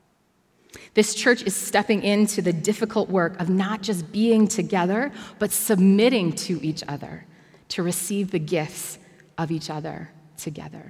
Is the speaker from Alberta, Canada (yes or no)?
no; Bracebridge, Ontario, Canada; now in Toronto, Canada; I grew up in Bracebridge, which is a very small and at that time dominantly white town